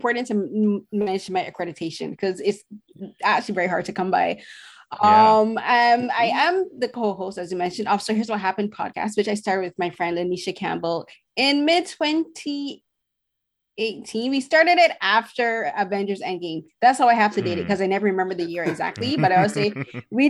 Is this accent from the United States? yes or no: no; Barbados; now in Toronto, Canada; being a woman from the Caribbean, I'm from Barbados